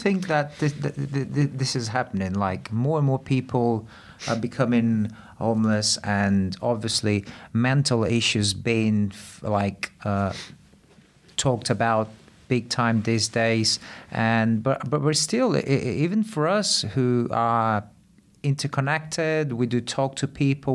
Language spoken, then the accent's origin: English; Brazil; moved away; I grew up in Brazil and, uh, very, very poor areas, like, uh, way poorer than here.